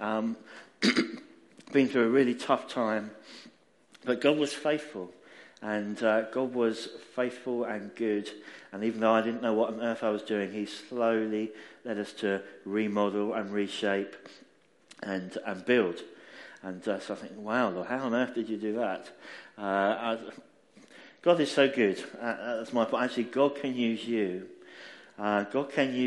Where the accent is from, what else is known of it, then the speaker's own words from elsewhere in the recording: Essex, East of England, United Kingdom; I'm a southerner. That's good. So I'm originally actually from Essex